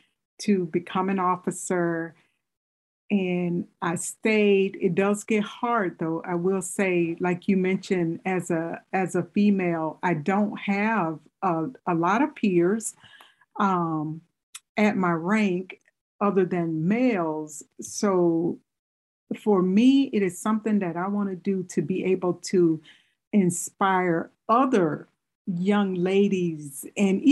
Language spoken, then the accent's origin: English; Mississippi, United States; moved away as an adult; now in Michigan, United States; I'm originally from Mississippi too